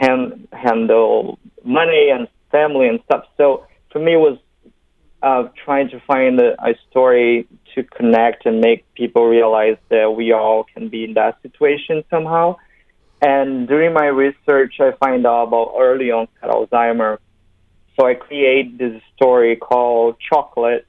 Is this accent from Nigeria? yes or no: no; Brazil; moved away as an adult; now in Los Angeles, United States; I'm from Brazil